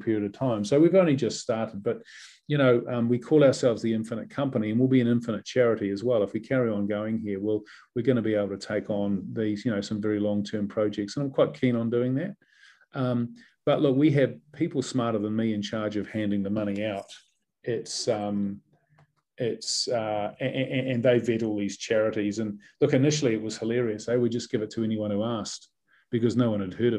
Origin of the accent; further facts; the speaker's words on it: New Zealand; moved away as an adult; also born or lived in England / New York; I was a proud Kiwi